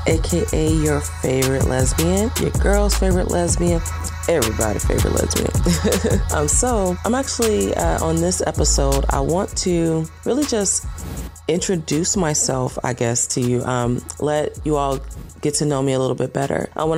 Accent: Atlanta, Georgia, United States; now in Los Angeles, United States; I relocated to Los Angeles from Atlanta, Georgia, which is home for me.

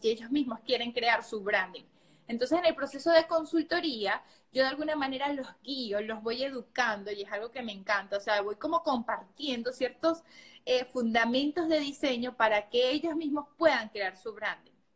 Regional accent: Venezuela; moved away as an adult; yo realmente trabajaba de esta manera en mi país, yo soy de Venezuela

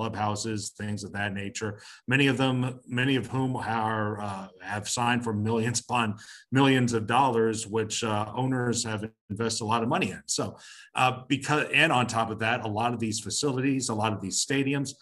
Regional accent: Atlanta, Georgia, United States; moved away as an adult; also born or lived in Long Island, New York; now in Madison, Alabama, United States; I was born and raised in Atlanta

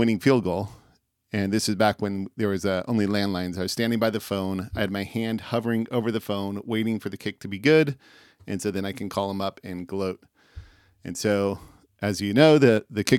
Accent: California, United States; I grew up and live in California. How I became a Bills fan, I grew up during the 80s, and the whole Bay Area was going nuts

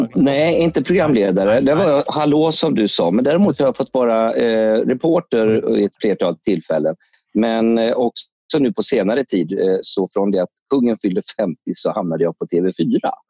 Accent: Alingsås, Västra Götaland, Sweden; moved away; also born or lived in Stockholm / Spain; jag kommer från Alingsås från början

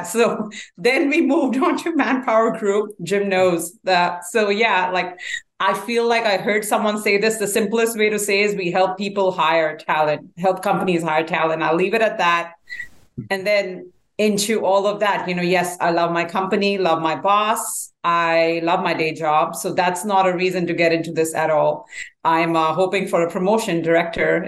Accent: Delhi, India; moved away as an adult; also born or lived in New Jersey, United States / Texas, United States; now in Dallas-Fort Worth, United States; I was born in India, raised in India in the capital, Delhi. Moved to US in 2004.

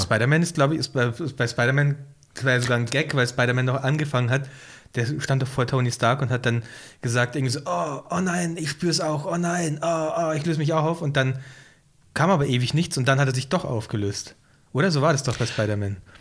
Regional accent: Ingolstadt, Bavaria, Germany; moved away; Bei uns gibt es den PC-Spezialist auch nicht mehr in Ingolstadt

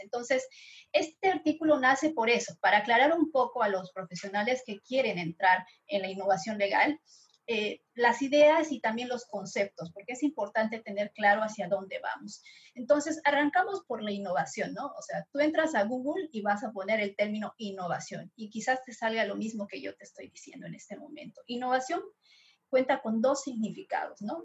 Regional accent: Bolivia; soy boliviana

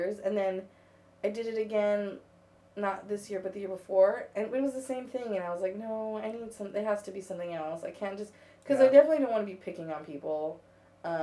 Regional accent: United States; I'm from America.

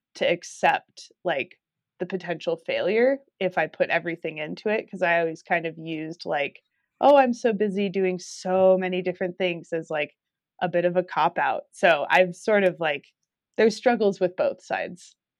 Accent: New Mexico, United States; now in Durango, United States; where I grew up in New Mexico

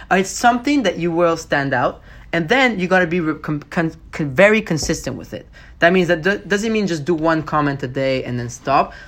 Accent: Montreal, Quebec, Canada; I'm from Montreal

